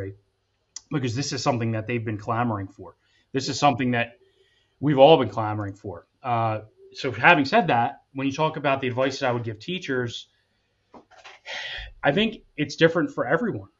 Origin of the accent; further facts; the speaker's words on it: Atco, New Jersey, United States; I was raised in a white household. I grew up in Akko, which is primarily white.